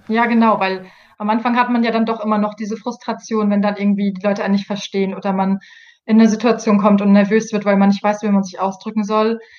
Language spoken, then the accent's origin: German; Germany; moved away as an adult; now in Paris, France; als Deutsche